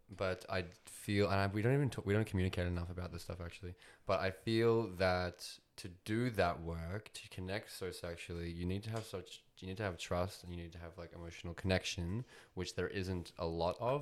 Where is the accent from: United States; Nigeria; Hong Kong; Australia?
Australia; I'm Australian, um, but I'm also, I think I'd put Russian in there. Technically Ukrainian, actually.